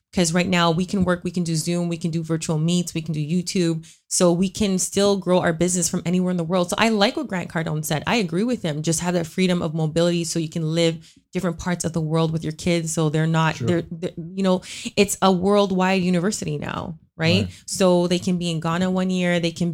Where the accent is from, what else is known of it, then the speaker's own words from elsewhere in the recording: Scarborough, Ontario, Canada; So like we're both from Scarborough.